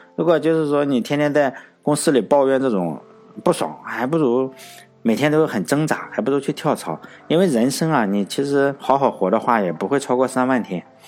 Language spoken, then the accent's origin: Chinese; China; 即使我是中国人呢